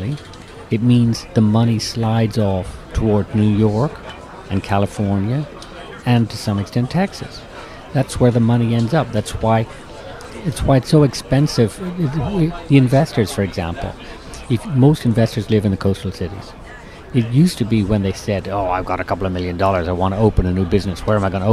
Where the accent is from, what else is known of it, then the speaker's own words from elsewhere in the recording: Eastern Ireland, Ireland; moved away as an adult; now in United States; I'm from Eastern Ireland, and I grew up within range of BBC